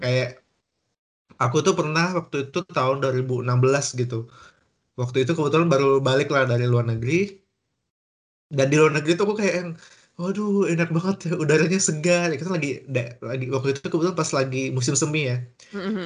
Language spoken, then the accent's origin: Indonesian; Kalimantan, Indonesia; moved away; Aku asal dari Kalimantan.